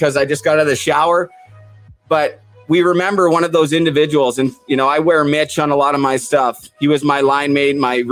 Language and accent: English; Port Coquitlam, British Columbia, Canada; moved away; my hometown of Port Coquitlam, where I have not been in about 5 years